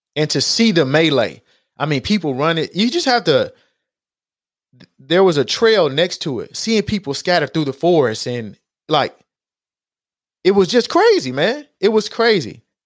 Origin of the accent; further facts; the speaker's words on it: Houston, Texas, United States; in Acres Homes, like, we ate Ponchos